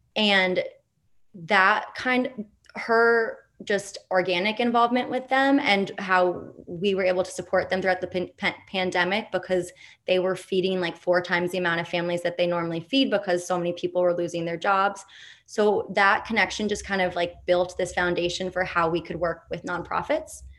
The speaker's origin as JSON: {"language": "English", "town": "New York City", "region": "New York", "country": "United States", "tie": "born or raised there", "said": "I grew up in New York City"}